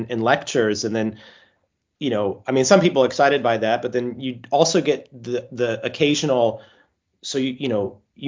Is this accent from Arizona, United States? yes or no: no; Colorado, United States; accent: American; moved away as an adult; also born or lived in Washington, D.C. / Paris / Oxford / Bristol; now in Edinburgh, United Kingdom; I grew up in Colorado, which is a beautiful state